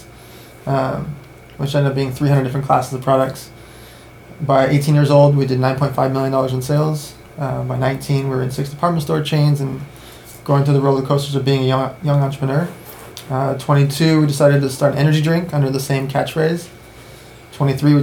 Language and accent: English; Los Angeles, California, United States; also born or lived in Russia / San Diego; Born in Russia, left when I was a baby, grew up in LA and San Diego